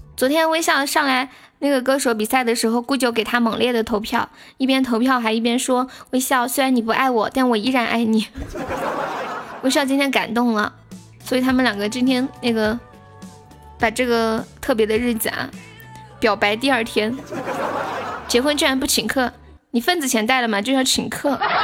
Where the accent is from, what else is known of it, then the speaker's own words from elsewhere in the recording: Sichuan, China; 我们这边就是方言喜欢在有一些话的后面加一个求字